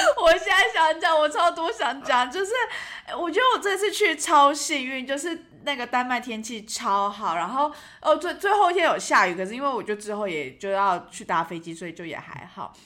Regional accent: Taiwan; 我们是从台湾来

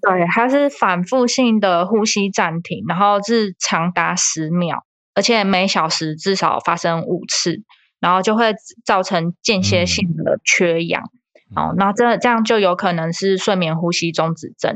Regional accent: Taiwan; 我们台湾人

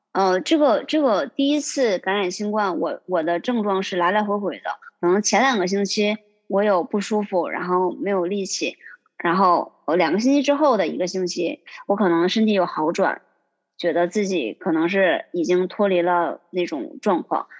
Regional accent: Yingkou, Liaoning, China; moved away as an adult; now in Boston, United States; 我是来自，嗯，中国东北辽宁的一个小城市

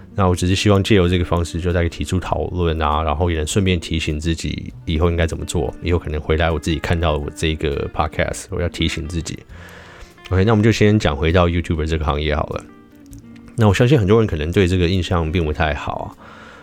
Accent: Taiwan; 我有点台湾人的灵魂又出现了

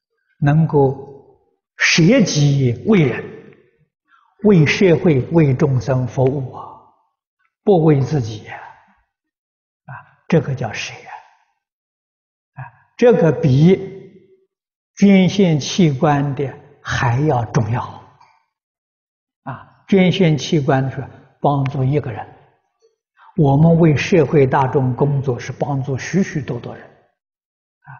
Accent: China; 啊，我们中国人讲灵魂呢，走了没有？

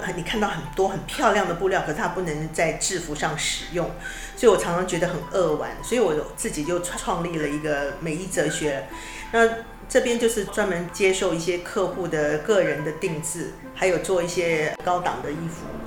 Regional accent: Kaohsiung, Taiwan; now in Taipei, Taiwan; 自己本身我是从高雄南部上来的

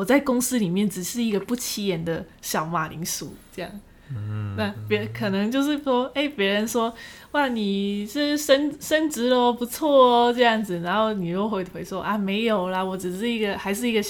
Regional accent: Guangdong, China; accent: Cantonese; 我们广东话不会讲隔壁，感觉有点文绉绉的。

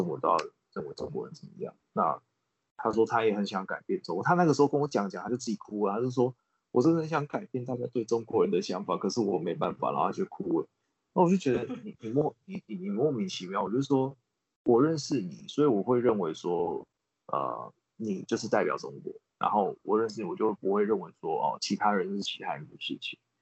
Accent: Taiwan; moved away as an adult; now in Australia; 我们是来自台湾

